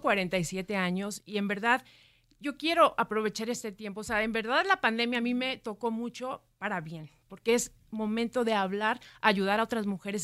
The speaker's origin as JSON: {"language": "Spanish", "town": "Ciudad Victoria", "region": "Tamaulipas", "country": "Mexico", "moved": "as an adult", "lives_now": "Mexico City, Mexico", "said": "yo soy de Ciudad Victoria"}